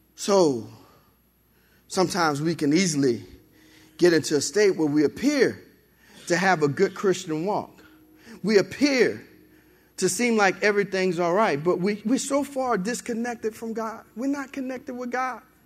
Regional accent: New Orleans, Louisiana, United States; moved away as an adult; also born or lived in Benton, Louisiana; I was born and raised in New Orleans.

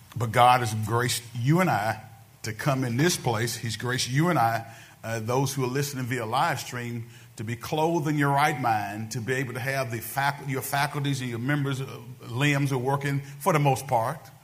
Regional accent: United States

